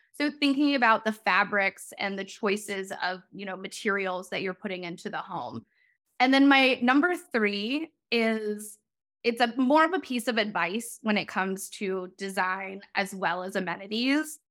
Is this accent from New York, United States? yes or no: no; Chicago, Illinois, United States; now in Long Beach, United States; I'm originally from Chicago. And so, as you might be able to hear, so SoCal living, being able to be outside 24 7 is a very different way of life uh, than how I grew up